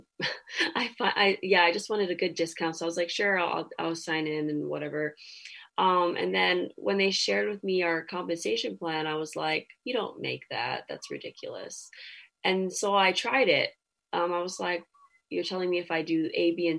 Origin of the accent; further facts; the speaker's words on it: Hawaii, United States; I'm Polynesian, you know, I'm Hawaiian